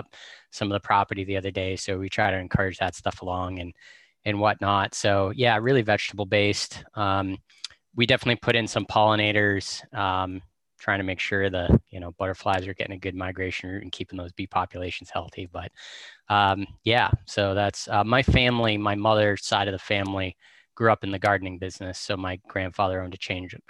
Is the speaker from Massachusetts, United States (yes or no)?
yes; North Andover, Massachusetts, United States; now in New Hampshire, United States; I grew up just outside of Boston